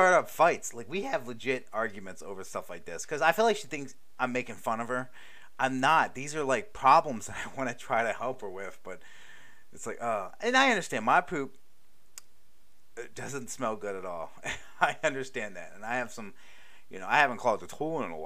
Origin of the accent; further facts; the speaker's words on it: Baltimore, Maryland, United States; I'm from Baltimore